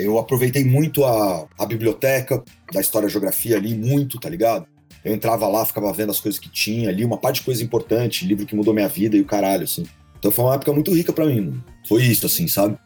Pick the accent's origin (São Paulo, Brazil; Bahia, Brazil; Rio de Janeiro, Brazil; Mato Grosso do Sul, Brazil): São Paulo, Brazil; also born or lived in Campinas; Eu nasci em Campinas, sacou? Uhum. Mas meus pais separaram e eu vim pra cá, pra São Paulo, quando eu tinha uns oito anos de idade